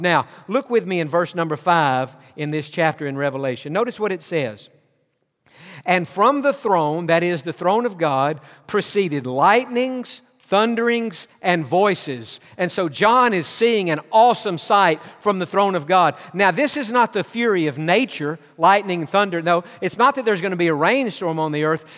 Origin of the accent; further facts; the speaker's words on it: East Tennessee, United States; moved away; also born or lived in Georgia; I was born in Georgia, but my childhood years was, were spent in East Tennessee